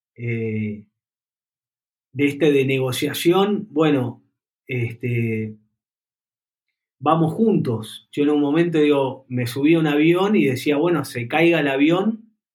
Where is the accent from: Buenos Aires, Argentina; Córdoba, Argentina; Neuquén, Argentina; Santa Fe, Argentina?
Buenos Aires, Argentina; yo nací en Buenos Aires, en una familia acomodada, con buen colegio y demás